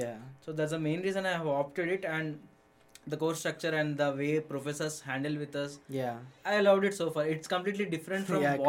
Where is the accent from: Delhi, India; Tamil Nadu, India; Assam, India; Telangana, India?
Telangana, India; Hyderabad; moved away as an adult; also born or lived in Chennai; now in Michigan, United States; I am from Hyderabad, India. It's the Telangana state.